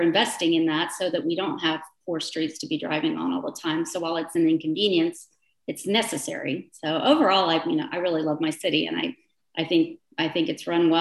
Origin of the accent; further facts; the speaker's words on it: Plano, Texas, United States; also born or lived in Milan, Italy / London; I grew up in Pittman Creek Estates, and there we lived on the creek before there were homes even that backed up behind us. So I've grown up with Plano, literally